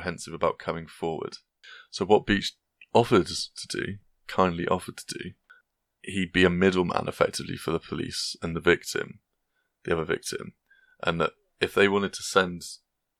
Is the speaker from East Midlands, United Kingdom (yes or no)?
no; Gloucester, South West England, United Kingdom; my hometown